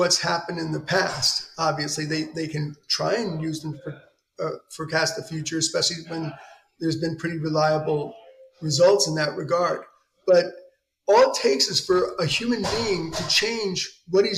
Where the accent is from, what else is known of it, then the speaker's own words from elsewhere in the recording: New York City, New York, United States; I grew up in New York City